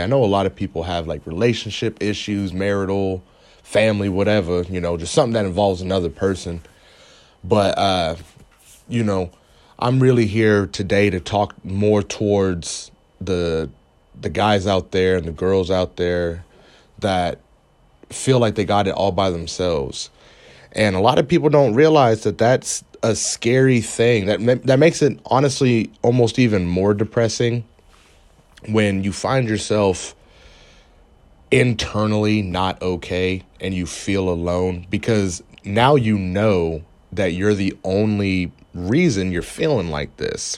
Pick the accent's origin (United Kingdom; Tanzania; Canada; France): Canada; now in United States; I'm from Canada. and I live in America